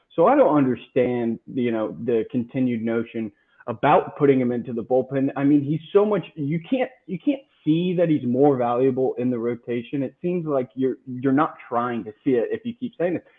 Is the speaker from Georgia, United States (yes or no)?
yes; Georgia, United States; we're from Georgia, but we're not like him. We're not country, you know. We're from no, no. the suburbs.